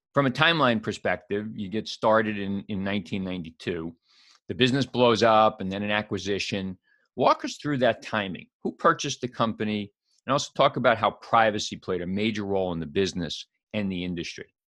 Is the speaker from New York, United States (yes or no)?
yes; New York City, New York, United States; I grew up in New York City